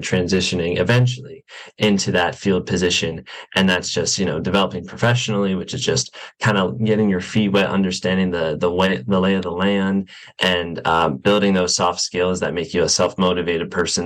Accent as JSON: {"language": "English", "town": "Wesley Chapel", "region": "Florida", "country": "United States", "moved": "as an adult", "lives_now": "Gainesville, United States", "said": "I am from West of Chapel, Florida, which is a suburb a little bit north of Tampa"}